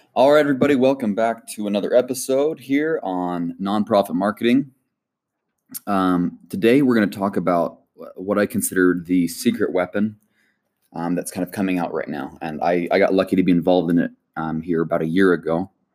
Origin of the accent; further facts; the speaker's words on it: United States; born and raised in the United States